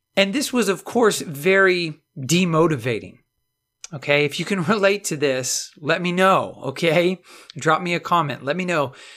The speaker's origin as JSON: {"language": "English", "region": "Texas", "country": "United States", "said": "I'm from Texas"}